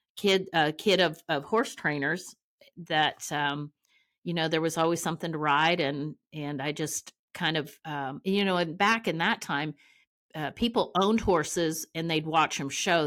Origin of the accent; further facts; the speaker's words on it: Ontario, Canada; moved away as an adult; also born or lived in Amarillo, Texas; now in Oklahoma City, United States; I'm from Ontario, Canada